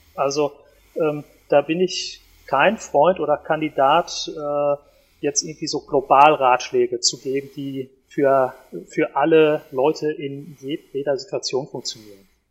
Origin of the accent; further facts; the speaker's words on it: Ruhr area, North Rhine-Westphalia, Germany; bei uns im Ruhrpott